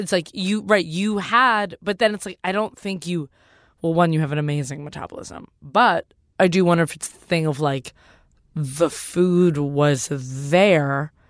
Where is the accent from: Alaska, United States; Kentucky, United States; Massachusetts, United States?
Massachusetts, United States; Cambridge; I was raised in Cambridge, and also the full health food.